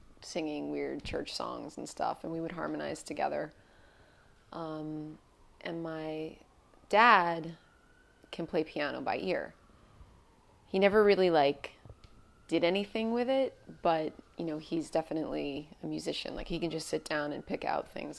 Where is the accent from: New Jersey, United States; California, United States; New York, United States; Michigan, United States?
New York, United States; Wantagh; also born or lived in Queens, New York; I grew up on Long Island, which, you know, if you know New York really well, like Long Island sometimes gets a bad rap. But that's where I was born and raised